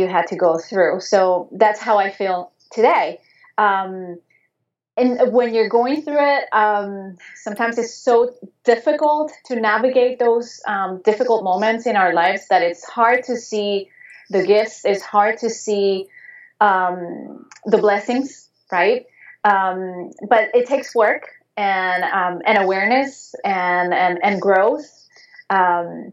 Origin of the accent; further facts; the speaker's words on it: Venezuela; English is a second language; moved away; also born or lived in Spain; I was growing up in Venezuela, in South America, and back then I was not living in the capital of the city